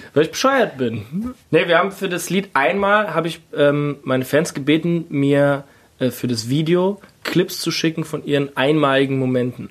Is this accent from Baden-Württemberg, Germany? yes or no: no; Kaiserslautern, Rhineland-Palatinate, Germany; now in Berlin, Germany; ich komme ja aus der Pfalz